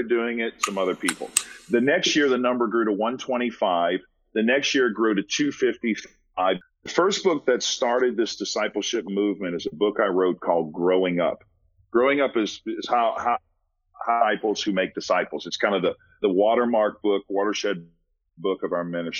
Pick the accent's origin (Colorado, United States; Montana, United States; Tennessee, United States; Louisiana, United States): Louisiana, United States; New Orleans; moved away; I'm from New Orleans